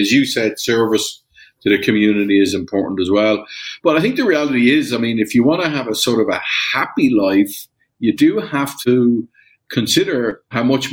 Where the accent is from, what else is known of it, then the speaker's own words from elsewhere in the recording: Ireland; moved away as an adult; also born or lived in Germany / Latin America / Panama; I grew up in Ireland. I was born in 1965, so I'm 58.